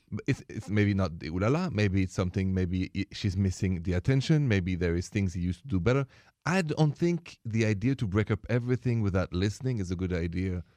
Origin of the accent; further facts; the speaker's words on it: Paris, Île-de-France, France; I come from Paris, France